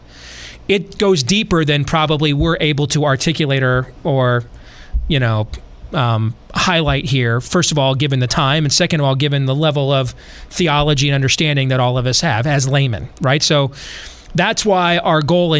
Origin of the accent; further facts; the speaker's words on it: West Michigan, United States; where I grew up in West Michigan